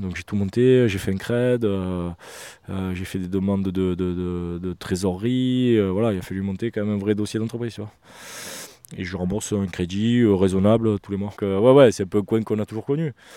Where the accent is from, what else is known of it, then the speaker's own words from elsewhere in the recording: Marseille, Provence-Alpes-Côte d'Azur, France; je suis urbain hein, quand même, hein. j'ai mangé du béton, euh, je suis marseillais